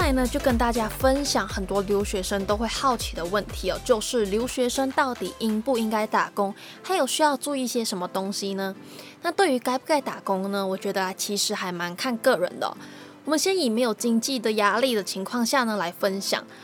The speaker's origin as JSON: {"language": "Chinese", "country": "Malaysia", "moved": "as an adult", "lives_now": "Taiwan", "said": "我同样来自马来西亚"}